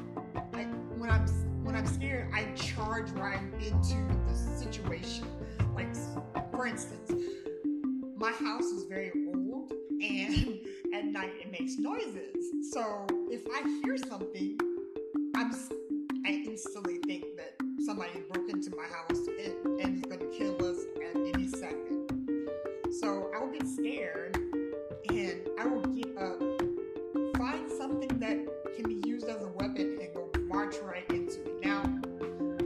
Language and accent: English; United States; also born or lived in Altus, Oklahoma / Decatur, Georgia / Louisiana; I was born in Altus, Oklahoma, and I was raised in Decatur, Georgia, and La Paz, Louisiana